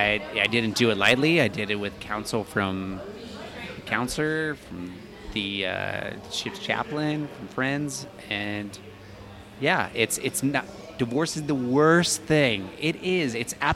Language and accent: English; Florida, United States; It's sad, but I'm from the South, or from the Florida originally.